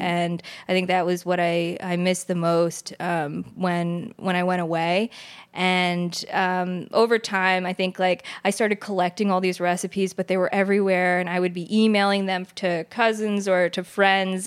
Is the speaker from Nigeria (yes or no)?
no; New Jersey, United States; I grew up in Jersey in kind of, I guess, a multicultural home.